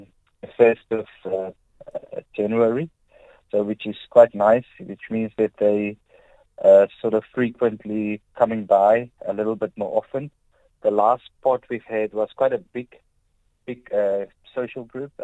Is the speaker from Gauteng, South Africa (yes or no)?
no; Plettenberg Bay, Western Cape, South Africa; I was born in Plett, grew up in Plett as a little kid.